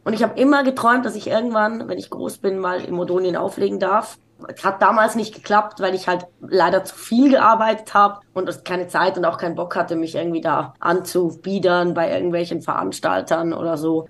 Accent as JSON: {"language": "German", "region": "Zurich", "country": "Switzerland", "tie": "born or raised there", "said": "ich bin in der Innenstadt von Zürich groß geworden"}